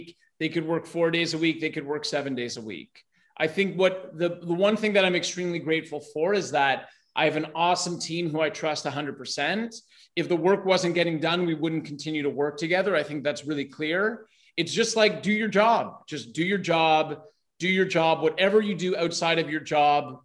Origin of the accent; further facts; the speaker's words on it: Toronto, Ontario, Canada; also born or lived in Vancouver; now in Brazil; I'm in Brazil, but I was born in Toronto and I lived in Vancouver and I started my business there